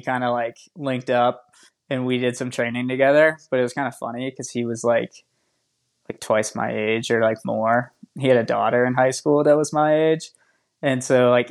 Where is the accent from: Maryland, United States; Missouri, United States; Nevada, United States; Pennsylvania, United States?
Pennsylvania, United States; Titusville; moved away as an adult; my hometown of Titusville, Pennsylvania